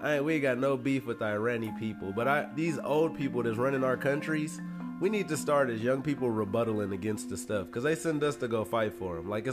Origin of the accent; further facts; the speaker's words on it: United States; I'm American